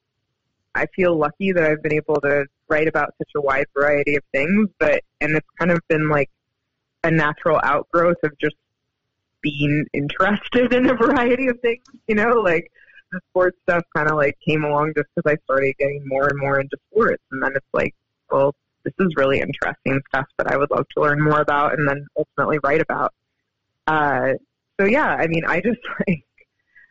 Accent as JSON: {"language": "English", "town": "Seattle", "region": "Washington", "country": "United States", "tie": "born or raised there", "also_born_or_lived": "New York", "moved": "as an adult", "said": "I was born in Seattle"}